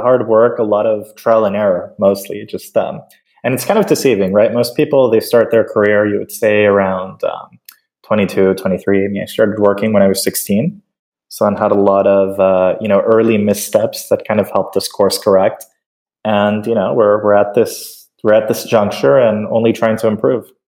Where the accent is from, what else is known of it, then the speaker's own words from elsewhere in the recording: Caracas, Capital District, Venezuela; I'm originally from Caracas, Venezuela